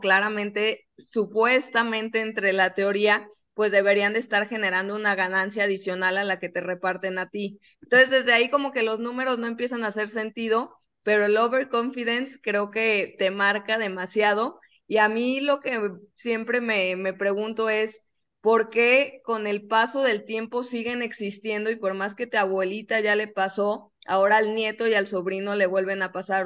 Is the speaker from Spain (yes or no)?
no; Guadalajara, Jalisco, Mexico; nosotros que somos de Guadalajara